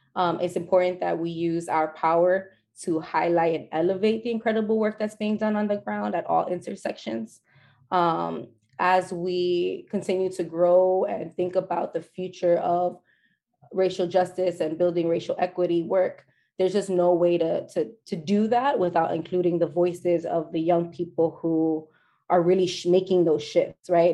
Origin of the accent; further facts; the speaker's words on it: New York City, New York, United States; I was born and raised in the South Bronx